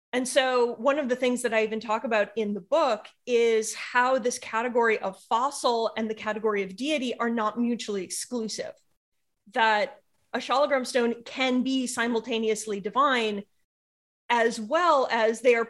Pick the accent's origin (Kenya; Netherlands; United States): United States; being an American